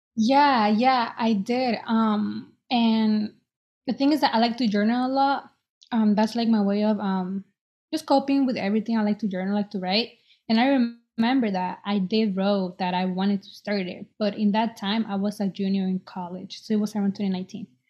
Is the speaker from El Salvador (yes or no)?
yes; El Salvador; now in Boston, United States; I was born in El Salvador, and I'm 23. I live in Boston.